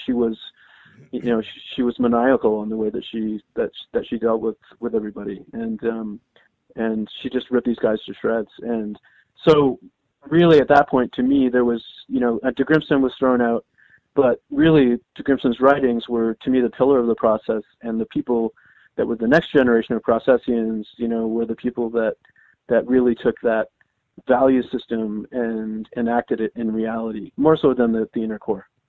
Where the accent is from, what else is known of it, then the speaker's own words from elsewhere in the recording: Canada; I'm Canadian